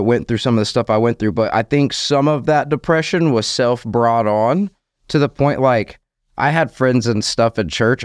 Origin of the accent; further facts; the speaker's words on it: Orange Park, Florida, United States; I'm from Orange Park, Florida. Clay County, born and raised my whole life.